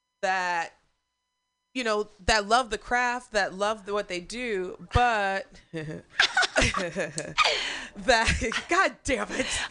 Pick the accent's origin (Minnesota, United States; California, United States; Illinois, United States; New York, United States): Illinois, United States; Springfield; also born or lived in St. Louis / Chicago; now in San Francisco, United States; I'm from Springfield. So you got the Vills and the Fields.